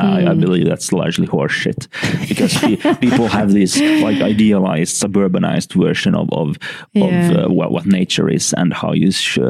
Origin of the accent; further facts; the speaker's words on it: Helsinki, Uusimaa, Finland; I'm from Helsinki.